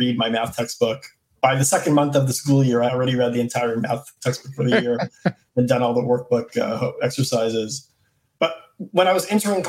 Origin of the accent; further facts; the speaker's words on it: U.S. Virgin Islands; I'm from St. Thomas in the U.S. Virgin Islands